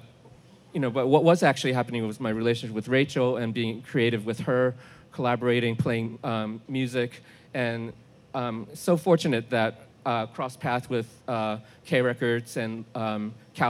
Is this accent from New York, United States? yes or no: yes; New York, United States; moved away as an adult; also born or lived in Olympia, Washington; I grew up in New York